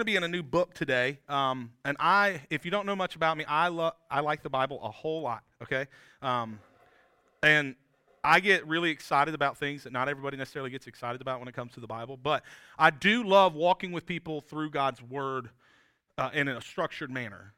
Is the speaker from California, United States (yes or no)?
no; South Georgia, United States; moved away as an adult; also born or lived in Appalachian State (North Carolina mountains); now in South Carolina, United States; when I was a kid, I grew up in South Georgia